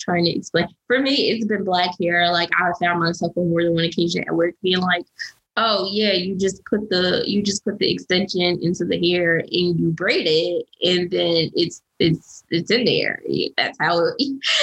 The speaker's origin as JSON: {"language": "English", "country": "United States", "said": "being Black and being American, like living in this country"}